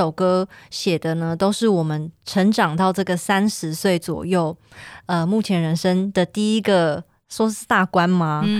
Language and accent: Chinese; Kaohsiung, Taiwan; 我来自高雄小港区，嗯，不过我的家族其实都是澎湖来的哦。